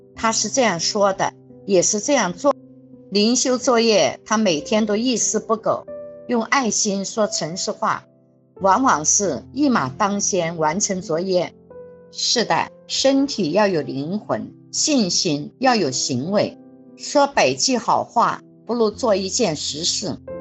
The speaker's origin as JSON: {"language": "Chinese", "region": "Jiangxi", "country": "China", "moved": "yes", "said": "我们江西老家"}